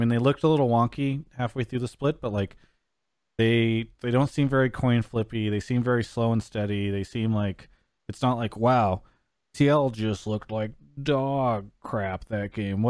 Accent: San Diego, California, United States; I'm from San Diego

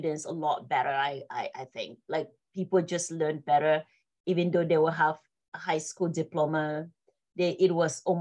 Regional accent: Northwest Region, Cameroon; also born or lived in Bamenda / Babanki; now in United States; I was born and raised in Cameroon, born in the city of Bamenda.

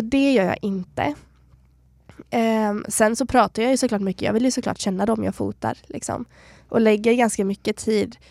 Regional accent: Borås, Västra Götaland, Sweden; moved away as an adult; also born or lived in Stockholm; now in Kalmar, Sweden; Borås där jag kommer ifrån

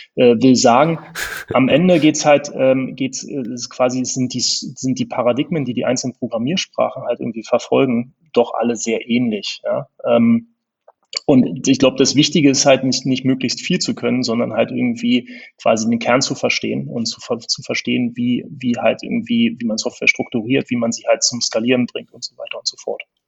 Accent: Berlin, Germany; accent: Berlin; also born or lived in Bonn; Ich bin Berliner, das hört man auch ab, ab und zu im Akzent

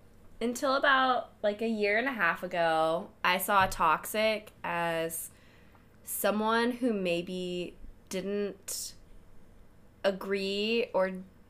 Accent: Houston, Texas, United States; moved away; I'm from Houston originally.

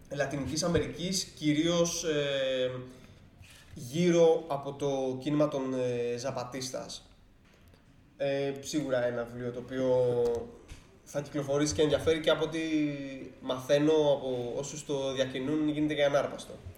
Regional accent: Greece; σαν Έλληνες

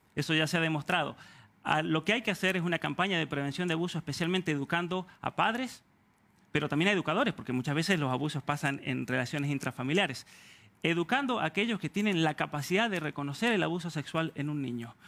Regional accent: Argentina; now in Canada; Argentina, de donde soy oriundo

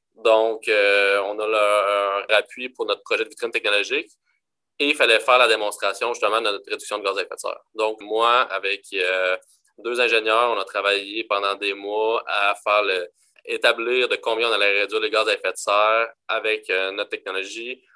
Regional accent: Quebec, Canada; on est Québécois

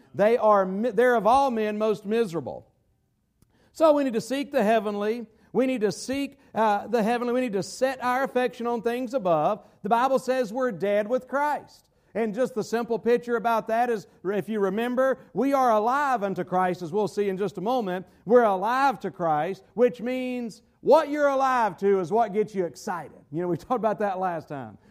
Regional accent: United States; I'm an American

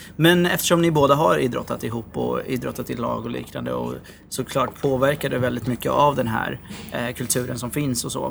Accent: Norrköping, Östergötland, Sweden; moved away; nu sitter vi i Norrköping. Mm. Eh, där jag är ifrån eh, ursprungligen

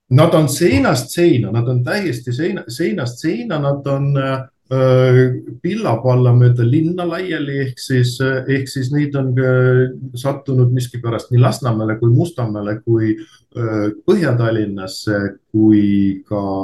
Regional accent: Narva, Ida-Viru County, Estonia; pärit olen Narvast

